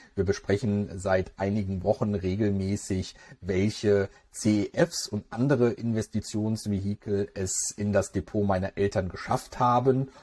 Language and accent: German; Germany; bei uns in Deutschland